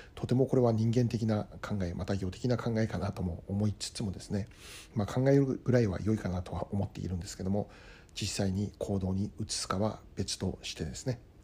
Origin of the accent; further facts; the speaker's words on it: Hokkaido, Japan; now in United States; 私の生まれ故郷の北海道